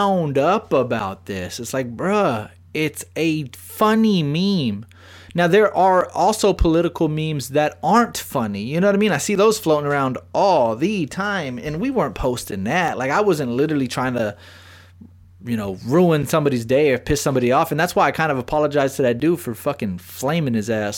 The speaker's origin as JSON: {"language": "English", "town": "San Antonio", "region": "Texas", "country": "United States", "said": "I'm from San Antonio"}